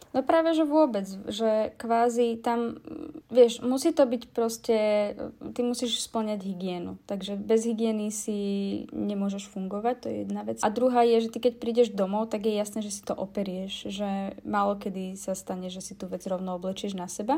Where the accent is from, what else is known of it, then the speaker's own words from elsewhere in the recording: Kysuce, Žilina Region, Slovakia; keď ja som bola dieťa ešte, tak uh, my sme, lebo som z Kisec, tak tam sme mali, volalo sa to hrabáreň